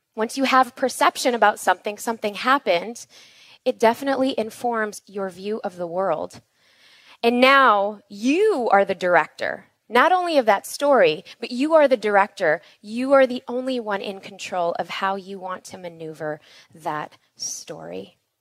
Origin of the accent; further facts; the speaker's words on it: Chicago, Illinois, United States; we were born and raised in Chicago